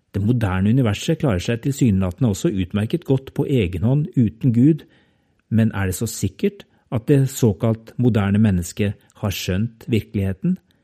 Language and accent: Norwegian; Norway; jeg er norsk